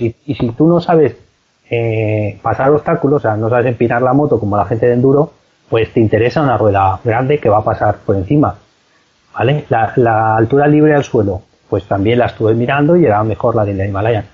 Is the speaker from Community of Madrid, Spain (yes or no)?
no; Valencia, Valencian Community, Spain; yo soy de Valencia